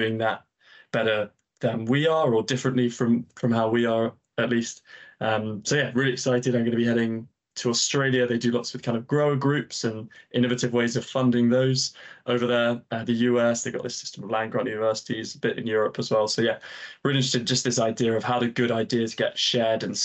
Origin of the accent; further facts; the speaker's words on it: Yorkshire and the Humber, United Kingdom; I grew up in Yorkshire on a small farm